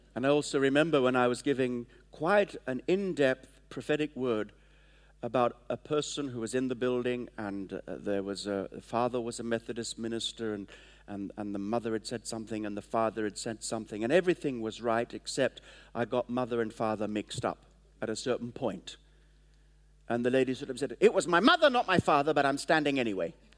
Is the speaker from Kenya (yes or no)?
yes; Kenya; moved away; I was born in Kenya